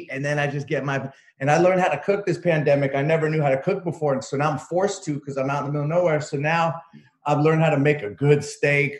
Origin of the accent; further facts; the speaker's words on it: San Francisco, California, United States; moved away as an adult; also born or lived in Berkeley / Oakland / New York / Los Angeles; now in Joshua Tree, United States; I'm from the Bay Area. I'm from the Bay. I grew up in San Francisco, Berkeley, Oakland area.